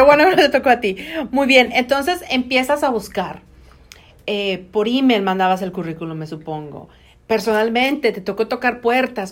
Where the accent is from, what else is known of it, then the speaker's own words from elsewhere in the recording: Mexico; also born or lived in Monterrey; now in United States; nosotros como latinos y como mexicanos